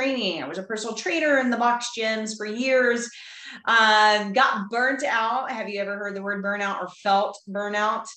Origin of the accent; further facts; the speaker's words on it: Texas, United States; I am from Texas. I live just outside of Fort Worth, Texas, in a small country town